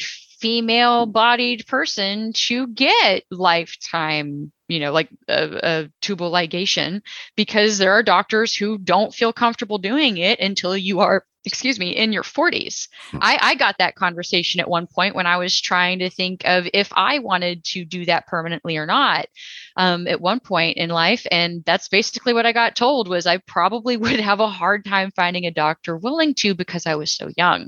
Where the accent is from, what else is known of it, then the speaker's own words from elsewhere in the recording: Texas, United States; I'm from Texas